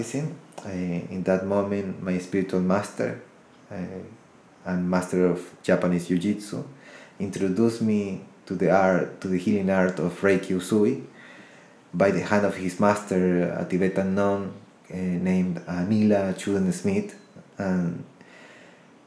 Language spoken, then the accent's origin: English; Ecuador; also born or lived in United States; I was born in the United States, raised in Ecuador, South America, and my roots are Colombian.